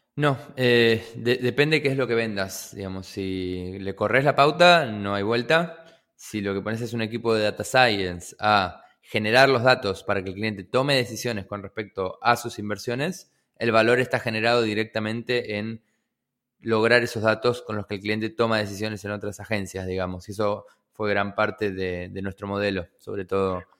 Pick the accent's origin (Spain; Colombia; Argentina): Argentina; Buenos Aires; also born or lived in General San Martín Partido, Buenos Aires Province; yo nací en el partido de San Martín, eh, pero siempre viví en, Capital, en la ciudad de Buenos Aires.